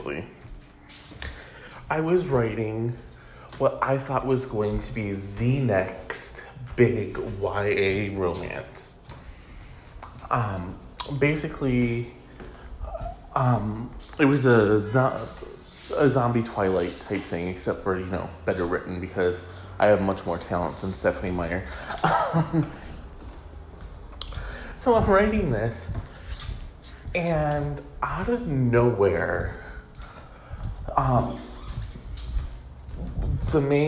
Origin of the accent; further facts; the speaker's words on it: Michigan, United States; Michigan, my home state